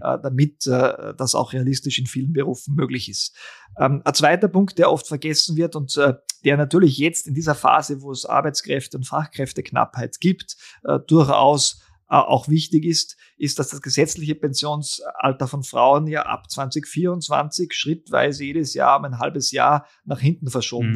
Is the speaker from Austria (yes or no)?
yes; Austria; bei uns in Österreich